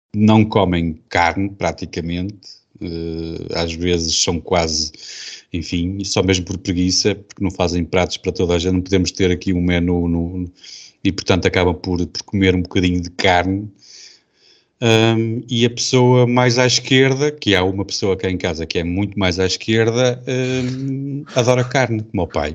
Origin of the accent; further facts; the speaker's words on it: Portugal; sou português